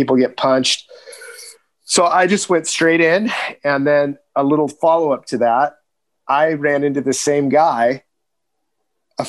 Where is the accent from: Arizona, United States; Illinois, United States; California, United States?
California, United States; Southern; growing up in Southern California